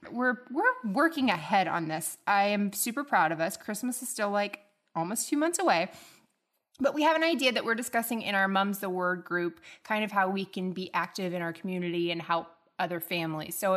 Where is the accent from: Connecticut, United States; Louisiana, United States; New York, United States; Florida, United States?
Florida, United States; Tallahassee; I'm a Tallahassee lassie.